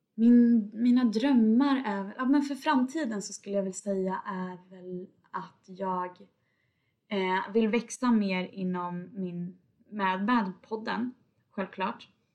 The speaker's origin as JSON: {"language": "Swedish", "town": "Tidaholm", "region": "Västra Götaland", "country": "Sweden", "moved": "as an adult", "lives_now": "Stockholm, Sweden", "said": "jag bosatte mig hos mina föräldrar i Tidaholm där jag kommer ifrån"}